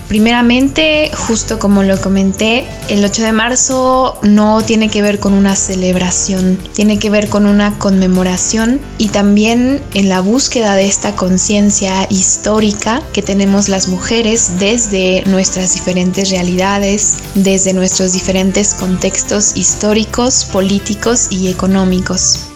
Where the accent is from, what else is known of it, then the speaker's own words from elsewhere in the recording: Mexico; como mujeres mexicanas